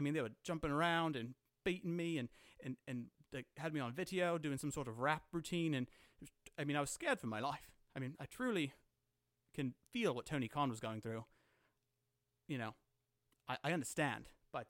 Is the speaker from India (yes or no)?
no; Saskatchewan, Canada; I am not British. I have no family over here. Follow me on Twitter. I am from Saskatchewan.